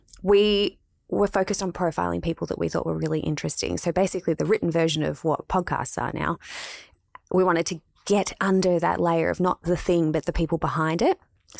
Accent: Melbourne, Victoria, Australia; Yeah, we're both from Melbourne.

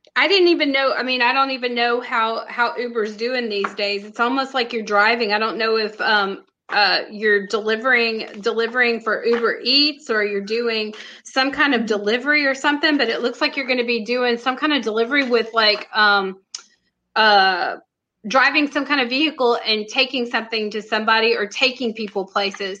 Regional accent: Texas, United States; I'm from Texas

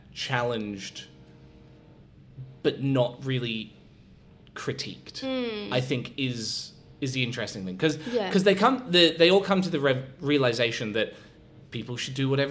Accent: Scotland, United Kingdom; now in Adelaide, Australia; I'm originally from Scotland.

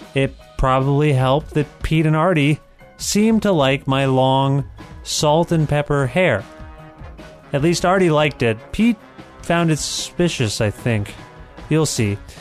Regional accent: Canada; I come from Canada

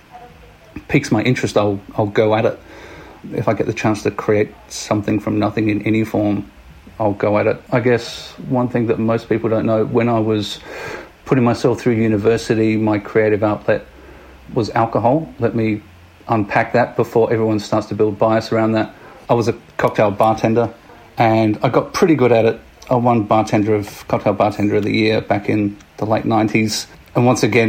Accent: Adelaide, South Australia, Australia; now in Sydney, Australia; I was born and raised in little old Adelaide

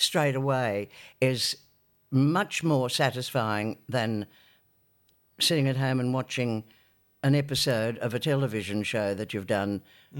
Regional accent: Newcastle, North East England, United Kingdom; Oh, but you'd be surprised at the talent that's come from Newcastle.

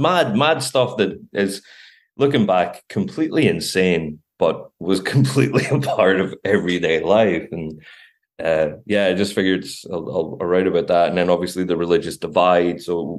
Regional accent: Glasgow, Scotland, United Kingdom; I don't really like going back to Scotland, and I'm from Glasgow originally

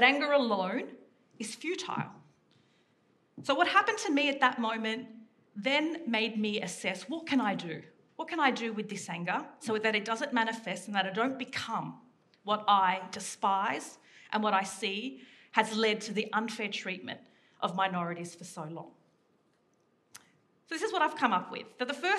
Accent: Sydney, New South Wales, Australia; I grew up in Western Sydney

